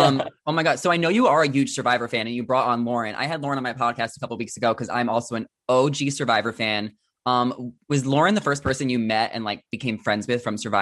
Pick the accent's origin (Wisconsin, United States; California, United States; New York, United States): New York, United States; Long Island; moved away as an adult; I grew up in Long Island.